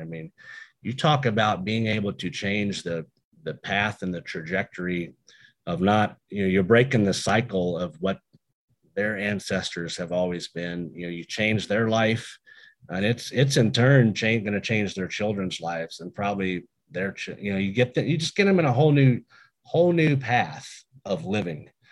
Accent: United States; my hometown of Woodford County.

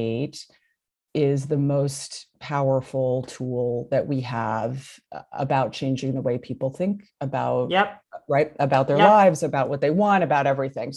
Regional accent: New Haven, Connecticut, United States; moved away; also born or lived in Los Angeles; I grew up actually in New Haven, Connecticut.

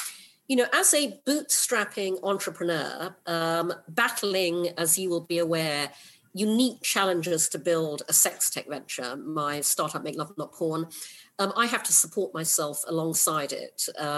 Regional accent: Brunei; now in United Kingdom; I was born in the UK, but when I was six, my family moved to Brunei in Borneo. So I grew up in Asia.

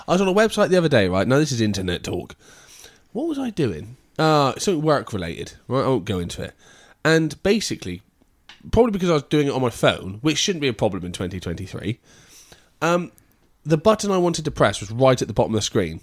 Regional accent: England, United Kingdom; I'm English, not American

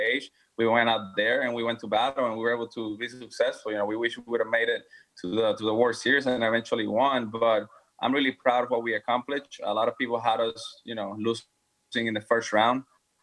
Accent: Puerto Rico; now in Houston, United States; go back to my hometown and be able to spend time with the rest of my family over there

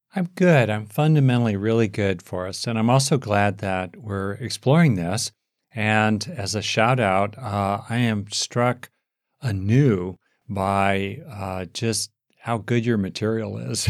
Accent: United States; here in, in America, my home country

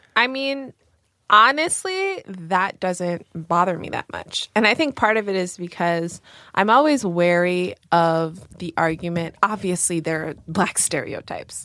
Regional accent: New York, United States; we grew up in New York

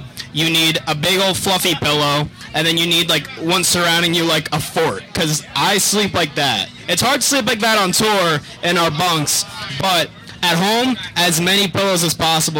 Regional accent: New Jersey, United States; now in Buffalo, United States; We are based in Buffalo, but I'm from New Jersey.

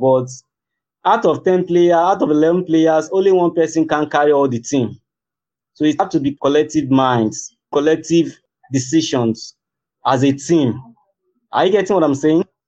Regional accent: Nigeria; We Nigerians

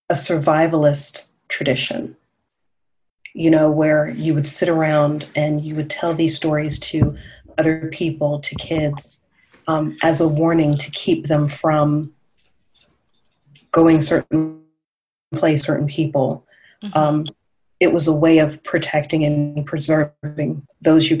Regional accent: the South, United States; I'm from the South as well

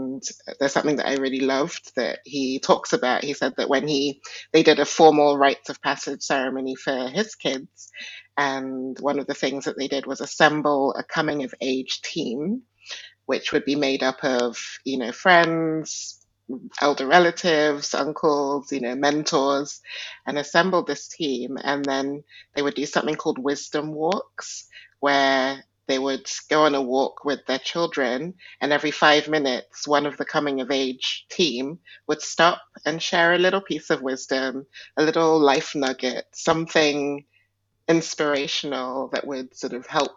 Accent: Nigeria; I was born in Nigeria, and Nigeria is definitely a patriarchal culture. And also, my ethnic group is Igbo

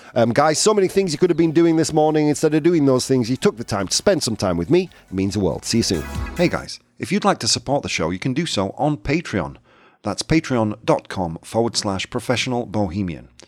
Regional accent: England, United Kingdom; moved away; my hometown

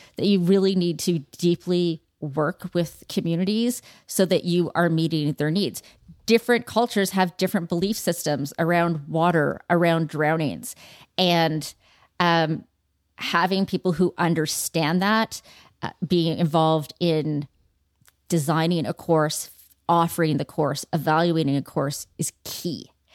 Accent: Toronto, Ontario, Canada; growing up in Toronto at beautiful facilities

